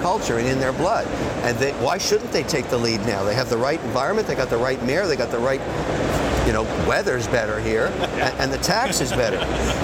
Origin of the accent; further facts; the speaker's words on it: Montreal, Quebec, Canada; I was born in Montreal, Canada.